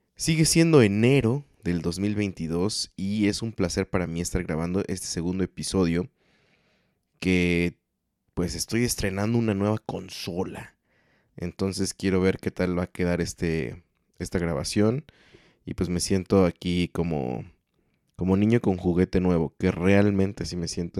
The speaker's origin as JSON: {"language": "Spanish", "country": "Mexico", "tie": "born or raised there", "said": "como mexicano promedio"}